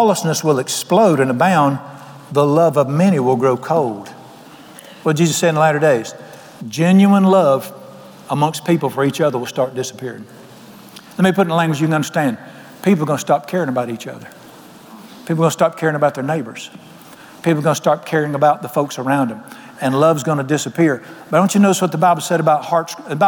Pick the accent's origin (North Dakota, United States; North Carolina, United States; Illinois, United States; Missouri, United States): North Carolina, United States; Charlotte; moved away; I was raised in Charlotte